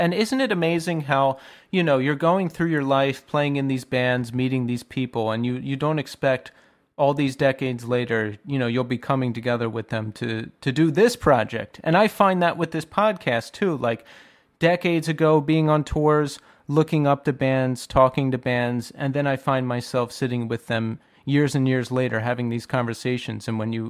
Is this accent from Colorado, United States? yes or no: no; Bucks County, Pennsylvania, United States; now in Brooklyn, United States; Yeah, Tommy and I grew up in Bucks County, Pennsylvania, which is about 30 minutes north of Philly. Tommy is in Bucks County now in Feasterville, and I'm in Williamsburg, Brooklyn.